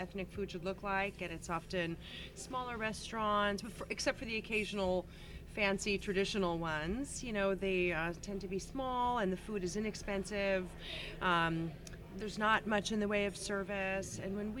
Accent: New York, United States; myself being born and raised in the U.S. I'm originally from New York.

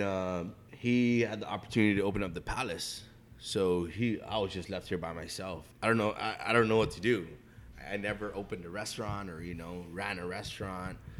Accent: Guam; moved away as an adult; now in San Francisco, United States; my partner and I were born and raised in Guam.

